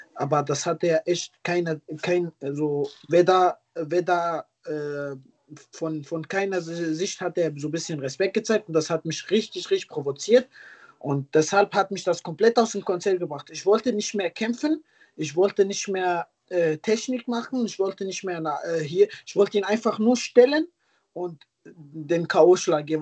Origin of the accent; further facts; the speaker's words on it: Ruhrpott, North Rhine-Westphalia, Germany; ich komme ja aus hier aus Ruhrport auch selber